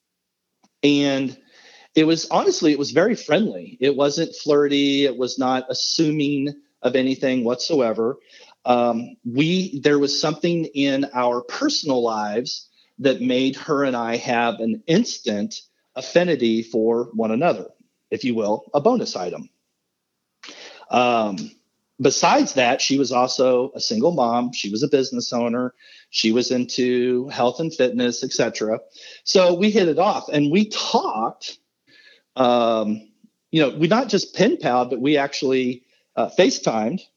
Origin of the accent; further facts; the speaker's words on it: Midwest, United States; I'm all dude from the Midwest